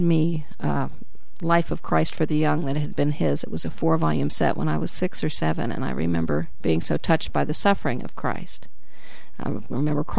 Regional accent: Washington, District of Columbia, United States; also born or lived in Northern Virginia; now in Chattanooga, United States; I grew up in Washington, D.C., in the Northern Virginia area initially

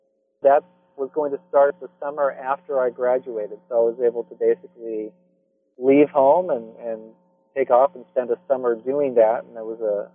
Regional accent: Santa Cruz, California, United States; In fact, I mentioned that I grew up in Santa Cruz primarily, which is known for a hippie culture.

